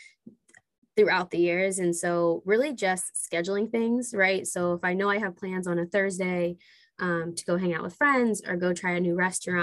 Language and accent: English; Philadelphia, Pennsylvania, United States; moved away as an adult; now in Washington, DC, United States; I'm from Philly, which is super awesome. Moved to DC about 4 years ago.